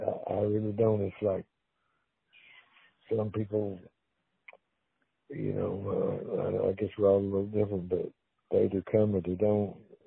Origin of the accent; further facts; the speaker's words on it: Arkansas, United States; I'm from Arkansas.